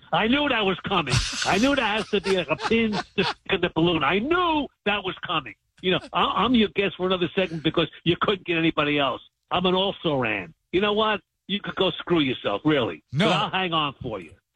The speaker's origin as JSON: {"language": "English", "town": "New York City", "region": "New York", "country": "United States", "tie": "born or raised there", "also_born_or_lived": "Cincinnati", "moved": "yes", "said": "growing up in New York City"}